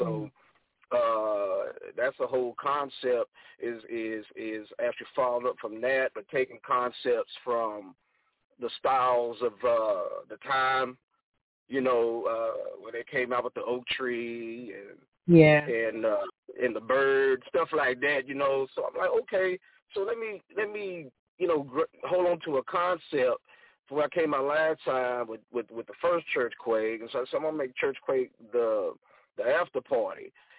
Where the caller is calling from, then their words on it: Angleton, Texas, United States; I'm calling from Angleton, Texas. We're about maybe 45 minutes south of Houston, Texas. And so that's where we are right now.